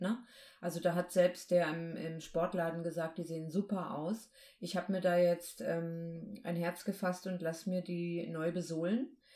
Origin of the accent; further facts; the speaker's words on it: Baltic coast, Germany; ich bin ja an der Ostsee aufgewachsen